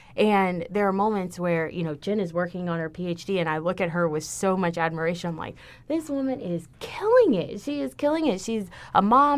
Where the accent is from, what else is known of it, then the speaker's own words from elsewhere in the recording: Houston, Texas, United States; moved away as an adult; now in Ithaca, United States; I'm from Houston